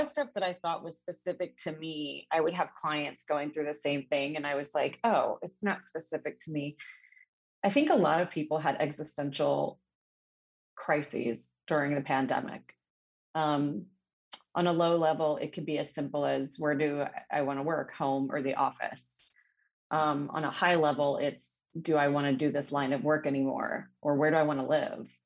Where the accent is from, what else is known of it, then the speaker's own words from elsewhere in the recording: Montebello and Whittier, Southern California, United States; I'm from Southern California, daughter of a Brazilian immigrant and an Armenian refugee. And you know, grew up between Montebello and Whittier, very Latino communities